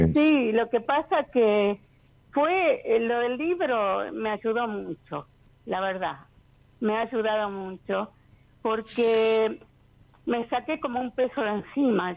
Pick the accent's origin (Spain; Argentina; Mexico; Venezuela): Argentina; Río Cuarto, Córdoba; also born or lived in California, United States; now in Tampa, United States; yo originalmente nací en Río Cuarto, Córdoba, pero ahora vivo acá en Tampa, Florida, en Estados Unidos.